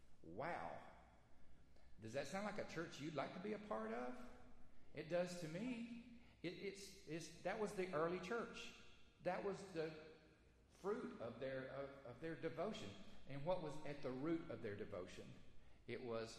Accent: Alabama, United States; moved away; growing up in Alabama, fellowship time at church usually involved fried chicken and banana pudding.

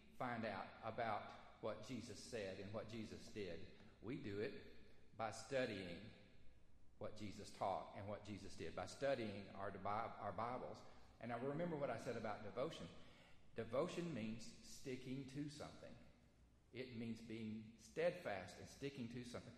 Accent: Alabama, United States; moved away; growing up in Alabama, fellowship time at church usually involved fried chicken and banana pudding.

